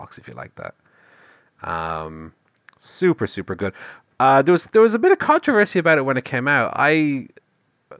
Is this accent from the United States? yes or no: no; Ireland; an Irish man